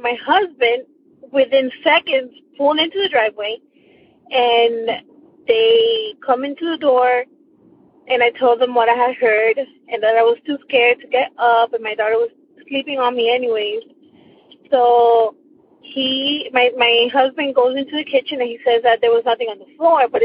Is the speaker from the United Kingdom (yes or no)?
no; Miami, Florida, United States; I am from Miami, Florida